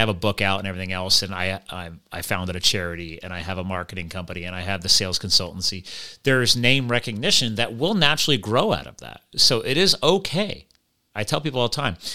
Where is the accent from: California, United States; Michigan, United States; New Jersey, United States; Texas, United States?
New Jersey, United States; Flemington; born there; I was born in Flemington, New Jersey